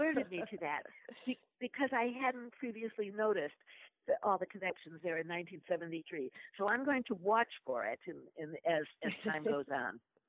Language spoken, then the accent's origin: English; Woodland Hills, California, United States; I grew up in Woodland Hills and my parents, and just what you said.